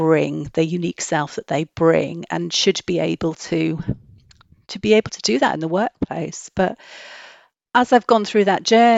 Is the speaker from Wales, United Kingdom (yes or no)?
yes; Wales, United Kingdom; I grew up in Wales in a really small rural village.